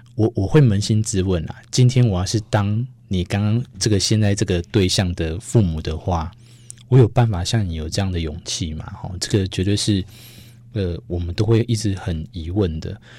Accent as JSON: {"language": "Chinese", "region": "Yilan County", "country": "Taiwan", "said": "在我们宜兰那边"}